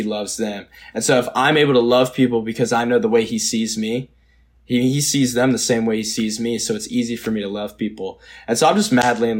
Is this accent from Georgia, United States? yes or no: yes; Georgia, United States; I grew up in Georgia. I grew up in the Bible Belt